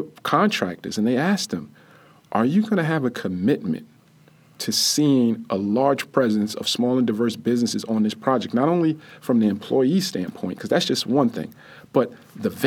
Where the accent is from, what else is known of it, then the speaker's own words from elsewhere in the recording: Jersey City, New Jersey, United States; when we were growing up in the Greenville section of Jersey City